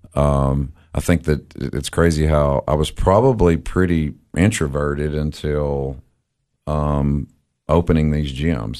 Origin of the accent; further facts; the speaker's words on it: Crossville, Tennessee, United States; moved away as an adult; now in Cookeville, United States; I was born in Crossville, uh, graduated from Cumberland County